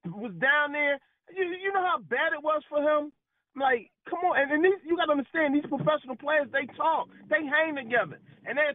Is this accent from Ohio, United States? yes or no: no; Philadelphia, Pennsylvania, United States; I'm from Philly